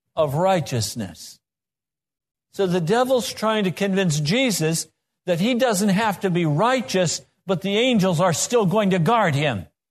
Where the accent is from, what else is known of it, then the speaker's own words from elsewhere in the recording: Laramie, Wyoming, United States; I grew up in Laramie, Wyoming